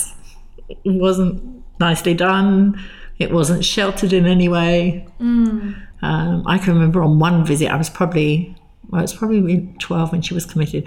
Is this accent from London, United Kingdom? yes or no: yes; London, United Kingdom; moved away; I grew up in London, in just northwest London on the Tube Line, Willesden Green, not far from Wembley Stadium